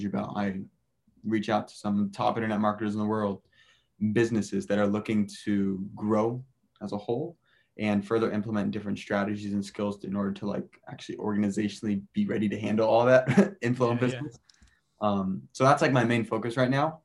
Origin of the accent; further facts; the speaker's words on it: Southern California, United States; moved away as an adult; also born or lived in Boston / Rome / Peru / San Francisco; I'm originally from Southern California, as all of us are. I went to Mater Dei.